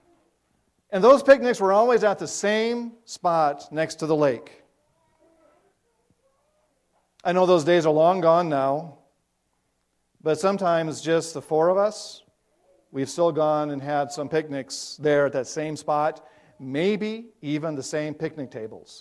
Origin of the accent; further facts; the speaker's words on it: South Dakota, United States; moved away; growing up in South Dakota, you might think of that as a dry place, but we have lakes there too